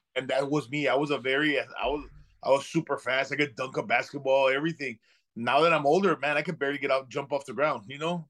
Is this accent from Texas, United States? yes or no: yes; Laredo, Texas, United States; I'm from Laredo, Texas